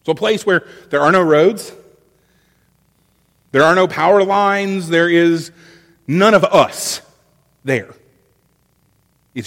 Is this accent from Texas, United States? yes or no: no; Florida's Gulf Coast, United States; this place at home. It's called Topsail Hill State Park